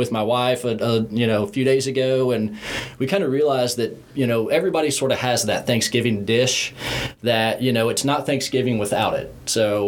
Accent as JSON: {"language": "English", "region": "Indiana", "country": "United States", "tie": "born or raised there", "moved": "yes", "lives_now": "Tennessee, United States", "said": "growing up in Indiana and obviously now living here in Tennessee"}